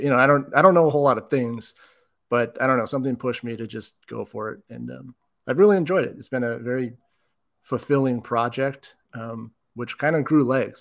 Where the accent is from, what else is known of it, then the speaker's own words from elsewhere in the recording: Bay Area, California, United States; now in Whittier, United States; I'm actually from the Bay Area